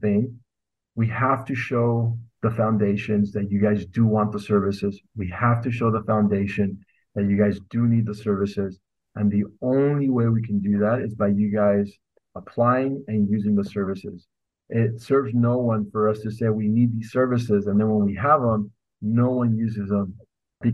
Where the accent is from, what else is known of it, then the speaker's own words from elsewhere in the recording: northern Mexico, Mexico; I love banda. I'm from Northern Mexico, so we have a lot of banda in our family, a lot of music like that.